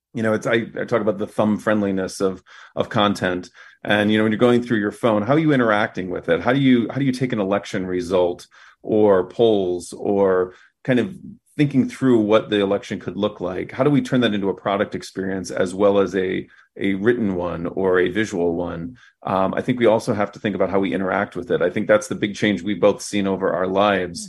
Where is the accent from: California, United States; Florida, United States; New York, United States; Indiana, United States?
Indiana, United States; Fort Wayne; moved away; my hometown of Fort Wayne, Indiana